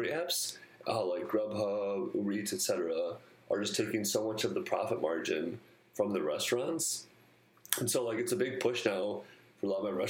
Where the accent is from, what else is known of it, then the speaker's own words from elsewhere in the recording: Wisconsin, United States; I'm from Wisconsin